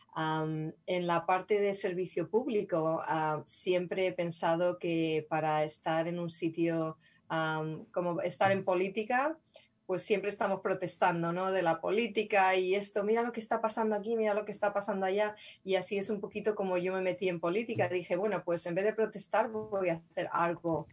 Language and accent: Spanish; Madrid, Community of Madrid, Spain; moved away as an adult; now in San Rafael, United States; crecí en Madrid, yo nací en Madrid